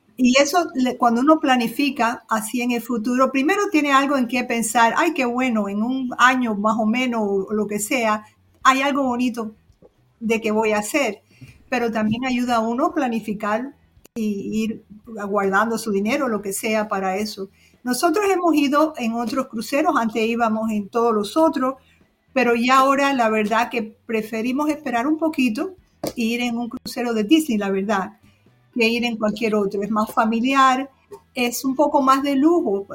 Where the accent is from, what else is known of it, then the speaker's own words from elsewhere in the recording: Cuba; also born or lived in Florida; now in Michigan, United States; Yo nací en Cuba en el año 55